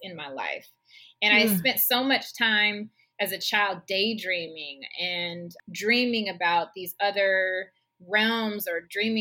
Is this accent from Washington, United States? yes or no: yes; Seattle, Washington, United States; moved away as an adult; my hometown, to Seattle